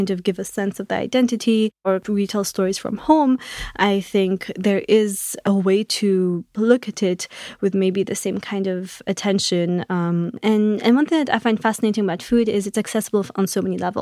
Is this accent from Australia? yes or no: no; Mauritius; moved away as an adult; now in United States; So I come from Mauritius, which is a small island in the Indian Ocean